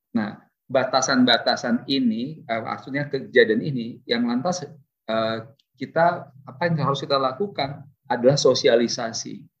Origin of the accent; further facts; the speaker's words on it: Bandar Lampung, Lampung, Indonesia; saya juga lahirnya di Lampung loh. Lahir besar, tamat SMA di Lampung, SMA Negeri 2 Tanjung Karang